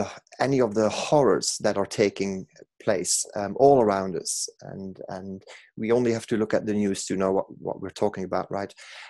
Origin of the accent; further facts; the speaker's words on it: Belgium; accent: Manc twang; English is a second language; now in Manchester, United Kingdom; I'm from Belgium originally, in case people are wondering where the exotic accent is from, but I've lived in Manchester for 20 years, so that Manc twang kicks in at random times.